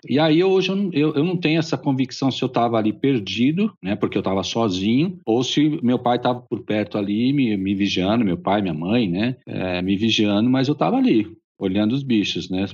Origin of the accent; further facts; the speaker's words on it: São Paulo, Brazil; eu sou de São Paulo, nascido na capital de, de, São Paulo.